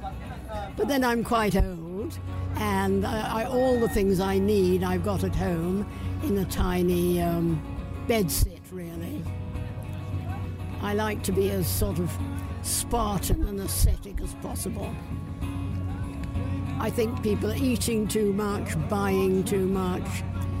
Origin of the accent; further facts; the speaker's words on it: Leeds, Yorkshire and the Humber, United Kingdom; I'm from Headingley